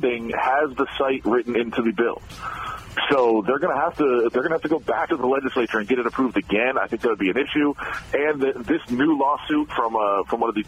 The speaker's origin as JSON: {"language": "English", "town": "Ann Arbor", "region": "Michigan", "country": "United States", "tie": "born or raised there", "said": "being from the Detroit area and from Ann Arbor where I grew up"}